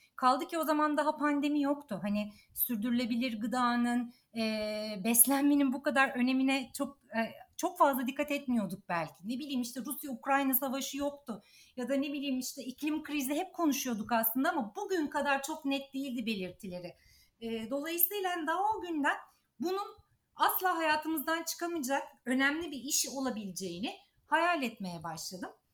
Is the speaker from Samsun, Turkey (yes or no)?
no; İzmir, Turkey; moved away as an adult; also born or lived in Ankara / Istanbul; büyük şehirde İzmir'de doğdum büyüdüm.